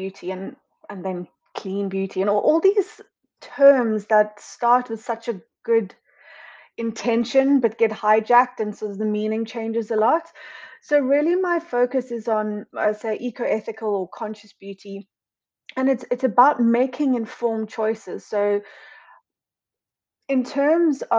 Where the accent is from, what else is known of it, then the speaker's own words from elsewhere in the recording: Cape Town, Western Cape, South Africa; moved away as an adult; also born or lived in London; now in United Kingdom; So I'm originally from Cape Town in South Africa and I moved to London officially in 2012